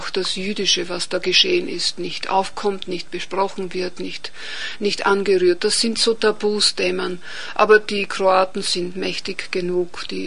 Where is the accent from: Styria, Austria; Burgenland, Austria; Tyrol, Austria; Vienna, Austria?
Burgenland, Austria; Oberpullendorf; Nein, so wie in Kärnten geht es bei uns im Burgenland nicht so. Und diese, dieses multikulturelle Umfeld, wenn ich das so sagen kann, hat mich ja auch geprägt.